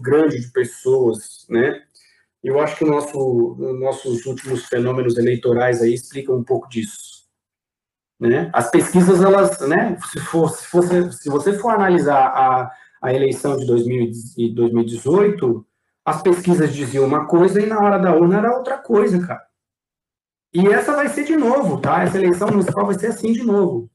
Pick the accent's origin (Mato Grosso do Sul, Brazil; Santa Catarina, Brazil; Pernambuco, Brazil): Santa Catarina, Brazil; Eu como brasileiro catarinense